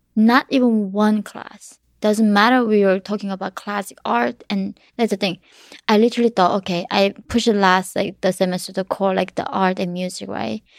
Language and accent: English; North Korea; now in United States; my mom taught me growing up in North Korea